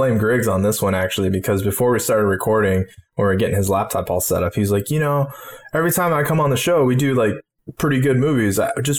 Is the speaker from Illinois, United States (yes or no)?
no; Hotchkiss, Colorado, United States; when I was like really young, growing up in Hotchkiss, Colorado, we owned a video store actually.